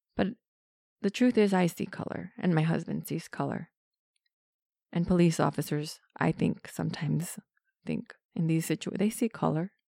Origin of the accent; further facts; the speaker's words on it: United States; I'm Mexican. I'm American Mexican, so I'm born here. My parents were born here